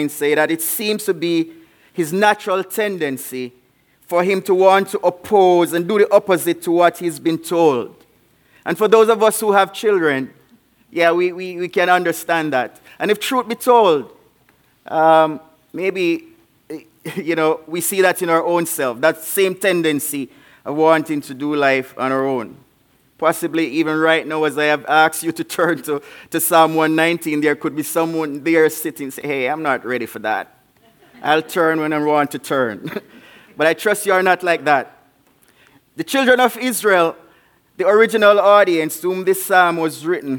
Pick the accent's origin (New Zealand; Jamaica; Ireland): Jamaica; also born or lived in Davenport, Iowa; now in Spanish Town, Jamaica; I'm from Jamaica